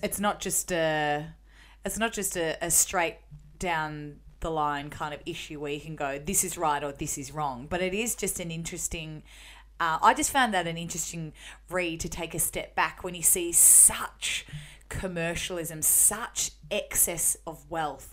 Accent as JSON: {"language": "English", "town": "Melbourne", "region": "Victoria", "country": "Australia", "tie": "born or raised there", "said": "the suburb where I grew up in Melbourne."}